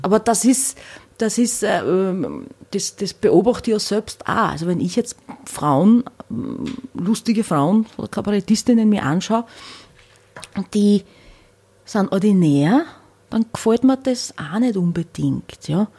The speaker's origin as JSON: {"language": "German", "town": "Hornstein", "region": "Burgenland", "country": "Austria", "tie": "born or raised there", "also_born_or_lived": "Vienna", "moved": "yes", "said": "bei der Tamboritze in Hornstein, wo ich her bin"}